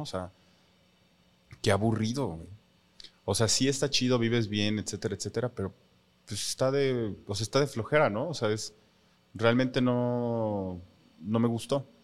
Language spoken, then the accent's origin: Spanish; Mexico; nosotros como mexicanos